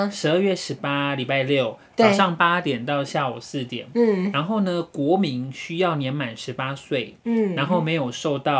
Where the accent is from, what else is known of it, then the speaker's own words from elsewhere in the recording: Pingtung County, Taiwan; 因为毕竟我是屏东人嘛。